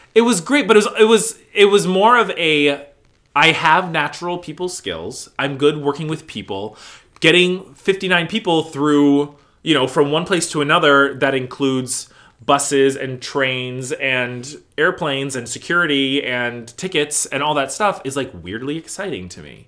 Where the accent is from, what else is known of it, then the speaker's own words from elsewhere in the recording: Mesa, Arizona, United States; now in East Coast, United States; Born and raised in Mesa, Arizona